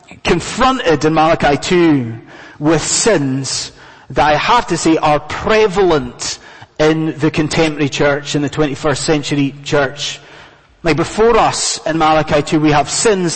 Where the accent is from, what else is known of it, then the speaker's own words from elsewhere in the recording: Scotland, United Kingdom; moved away as an adult; now in London, United Kingdom; I'm a Scotsman, and us Scots